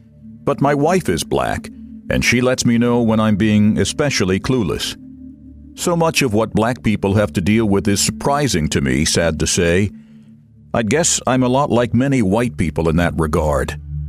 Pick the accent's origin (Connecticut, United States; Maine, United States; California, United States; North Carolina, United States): Maine, United States; also born or lived in the South; now in D.C. area, United States; I'm white, 62, and I live in the D.C. area. I was born and raised in Maine, at that time and today, the whitest state in the nation.